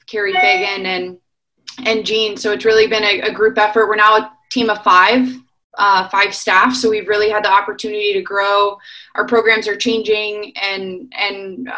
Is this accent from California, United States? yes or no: yes; San Diego, California, United States; moved away as an adult; now in Columbus, United States; I grew up in San Diego